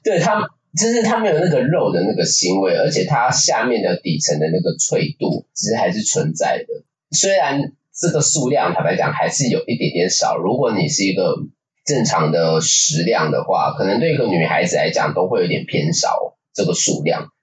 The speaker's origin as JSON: {"language": "Chinese", "region": "Taipei", "country": "Taiwan", "tie": "born or raised there", "said": "我是土生土长的土台北人"}